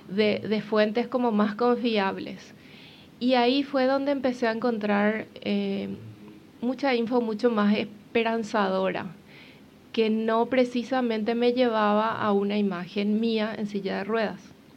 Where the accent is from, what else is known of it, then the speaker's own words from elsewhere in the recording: Paraguay; moved away as an adult; now in Uruguay; yo soy paraguaya